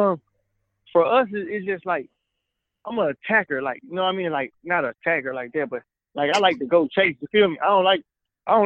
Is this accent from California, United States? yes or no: no; Alabama, United States; now in Atlanta, United States; I'm from the country, man. I'm from Alabama.